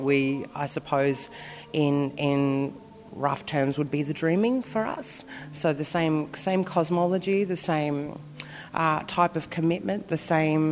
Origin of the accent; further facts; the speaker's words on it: Brisbane, Queensland, Australia; I'm from Minjin, which is Brisbane.